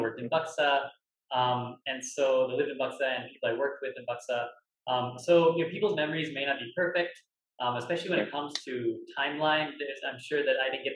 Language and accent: English; Birmingham, Alabama, United States; Birmingham Zoo in Alabama, where I grew up